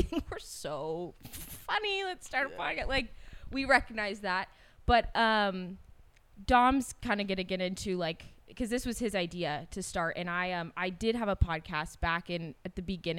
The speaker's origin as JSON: {"language": "English", "town": "Davis", "region": "California", "country": "United States", "said": "I'm from Davis, California, so also Northern California, but not the Bay Area"}